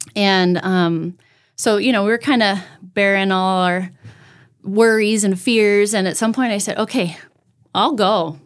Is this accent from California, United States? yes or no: yes; outside of Pasadena, California, United States; moved away as an adult; also born or lived in Washington State / Costa Mesa, California / Huntington Beach, California; now in Brandon, United States; I was born and raised in California